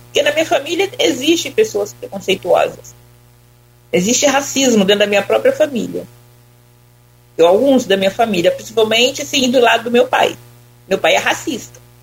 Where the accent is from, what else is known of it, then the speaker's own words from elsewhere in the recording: Cataguases, Minas Gerais, Brazil; moved away as an adult; now in São Francisco, Brazil; eu sou de Cataguá, Minas Gerais